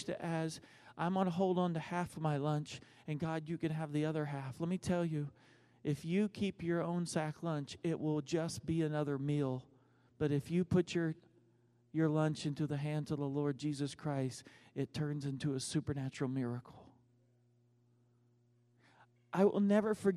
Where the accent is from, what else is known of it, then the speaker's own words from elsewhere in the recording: United States; also born or lived in Texas / Oklahoma; I grew up in Texas and Oklahoma